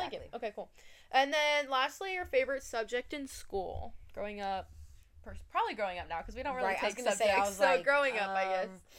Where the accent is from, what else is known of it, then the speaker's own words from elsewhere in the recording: Colorado, United States; moved away as an adult; now in California, United States; I'm from Colorado. So we are both living in California, out of state.